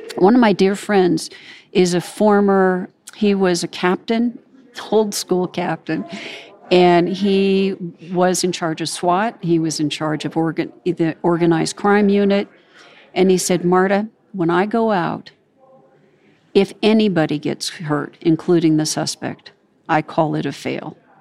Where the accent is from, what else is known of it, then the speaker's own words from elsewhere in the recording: California, United States; I grew up in California